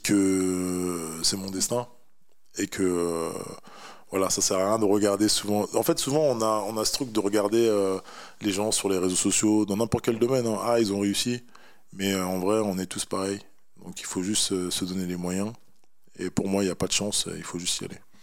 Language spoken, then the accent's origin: French; Paris, Île-de-France, France; je suis originaire du Sénégal, voilà, je suis né en France, à Paris, et voilà, je suis un parisien et fier de l'être aussi.